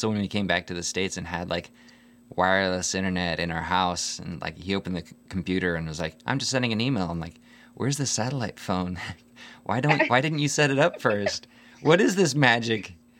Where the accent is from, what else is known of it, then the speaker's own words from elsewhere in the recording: Nigeria; I remember growing up in Nigeria, we had this satellite phone, and we had to like point it at the satellite to get signal.